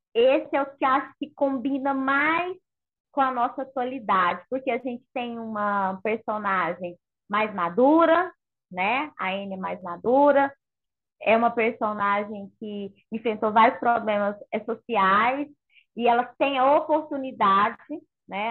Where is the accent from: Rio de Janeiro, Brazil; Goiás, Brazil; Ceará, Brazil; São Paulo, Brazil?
Goiás, Brazil; Goiânia; Goiânia é quente, gente. Eu sou de Goiânia